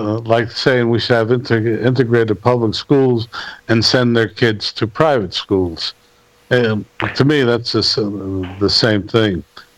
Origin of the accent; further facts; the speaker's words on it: Newark, New Jersey, United States; I come from the Ironbound section, which was cut off from Newark by the Pennsylvania Railroad tracks